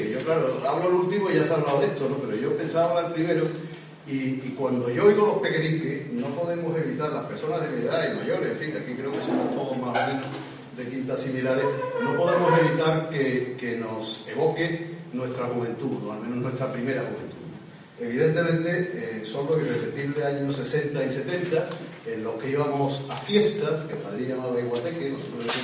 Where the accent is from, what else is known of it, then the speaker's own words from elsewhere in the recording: Seville, Andalusia, Spain; como casi todos los sevillanos, yo